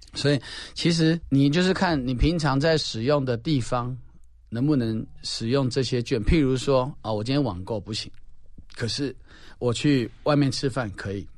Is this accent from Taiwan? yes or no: yes; Taiwan; 我们台湾人